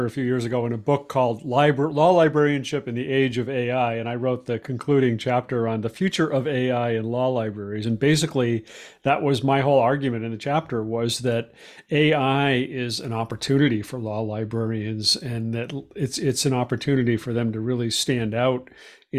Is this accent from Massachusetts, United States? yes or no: yes; Boston, Massachusetts, United States; Boston because it's like my hometown